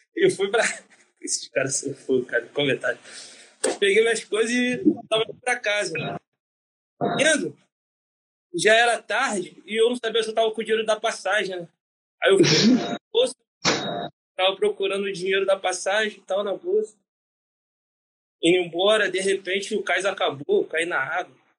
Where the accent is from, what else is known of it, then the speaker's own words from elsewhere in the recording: Rio de Janeiro, Brazil; sou natural do Rio de Janeiro